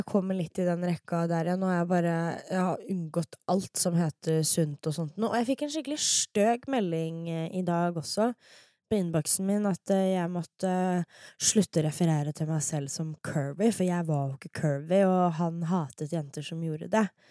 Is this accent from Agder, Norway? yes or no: no; Fredrikstad, Østfold, Norway; moved away; sånn har vi det i Fredrikstad